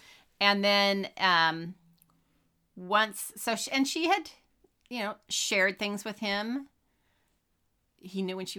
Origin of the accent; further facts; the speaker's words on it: Sacramento, California, United States; I am from Sacramento.